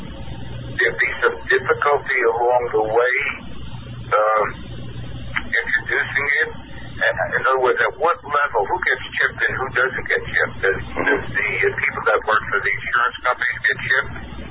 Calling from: New York, United States; Hi, hi, Kevin. … from New York.

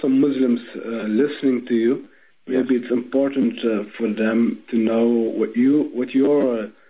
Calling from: Amman, Jordan; I am calling from Amman. It's 3:30 a.m.

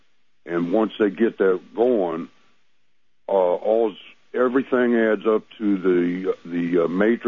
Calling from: Missouri, United States

